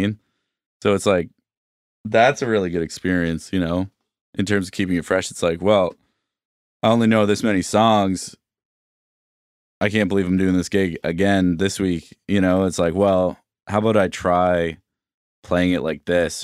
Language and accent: English; Bedford, Nova Scotia, Canada; I grew up in Bedford, which is, you know, just a, like, I would take the bus into Halifax